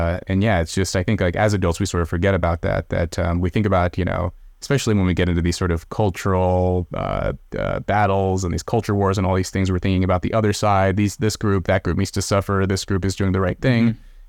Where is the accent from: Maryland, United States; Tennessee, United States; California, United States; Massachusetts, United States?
California, United States; where we grew up near Red. We were actually in Corning. I don't know if you, I know you're in California. I don't know if you know where Corning is. It's way up north. It's up in the sticks, man.